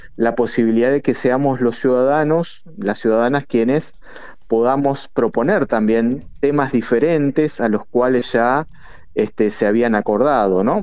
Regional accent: Argentina

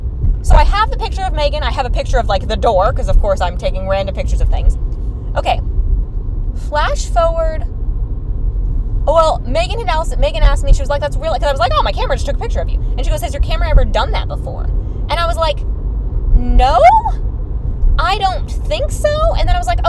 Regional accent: Texas, United States; we're from Texas

